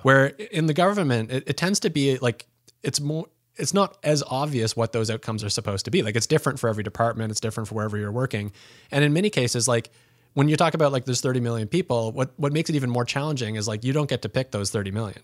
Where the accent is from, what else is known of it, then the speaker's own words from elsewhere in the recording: Pembroke, Ontario, Canada; moved away; growing up in Pembroke